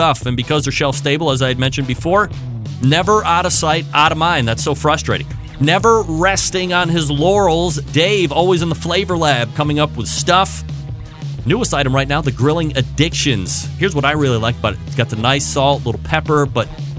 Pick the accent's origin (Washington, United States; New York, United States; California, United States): New York, United States; Saratoga Springs; born and raised in Saratoga Springs, New York